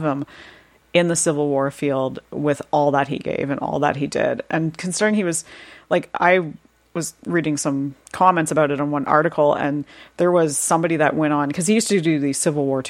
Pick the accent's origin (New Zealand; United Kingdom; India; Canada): Canada; I'm Canadian